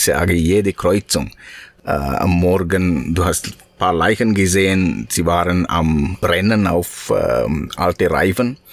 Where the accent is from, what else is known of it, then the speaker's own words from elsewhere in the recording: Sri Lanka; German is a second language; moved away; in meinem Heimat, in Sri Lanka, in 1989, 88, 90, diese Jahren